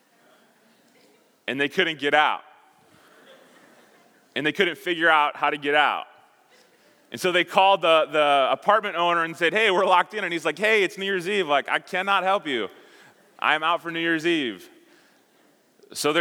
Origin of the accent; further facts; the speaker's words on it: Chicago, Illinois, United States; moved away; I grew up in Chicago.